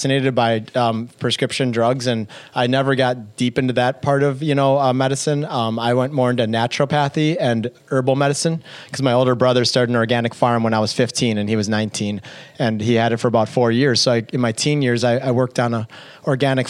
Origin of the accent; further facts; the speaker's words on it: Madison, Wisconsin, United States; She worked at the same hospital for 35 years, the same one I was born in Madison, Wisconsin, St. Mary's